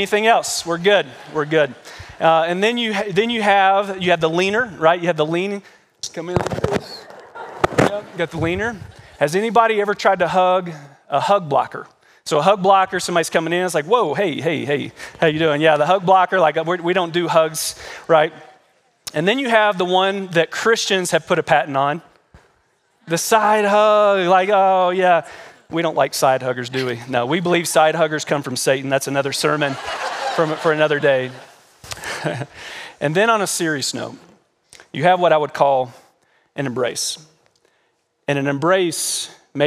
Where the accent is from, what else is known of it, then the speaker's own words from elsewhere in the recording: Kentucky, United States; moved away; We come from Kentucky, and we call that the South, even though Kentucky's not really the South